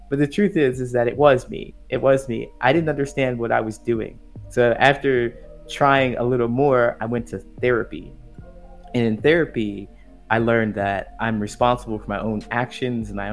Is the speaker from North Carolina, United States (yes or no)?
no; Ohio, United States; moved away as an adult; also born or lived in California / Chicago; I grew up in a small town in Ohio